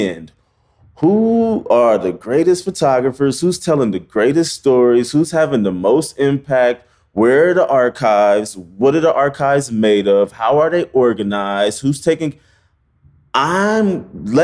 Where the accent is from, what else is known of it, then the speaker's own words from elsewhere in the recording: Omaha, Nebraska, United States; moved away as an adult; also born or lived in Iowa; now in New York, United States; I was born in Omaha, Nebraska. I went to college in Iowa, and then I landed in New York